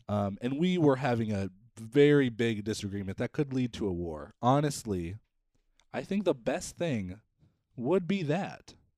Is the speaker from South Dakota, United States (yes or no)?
yes; South Dakota, United States; I was from South Dakota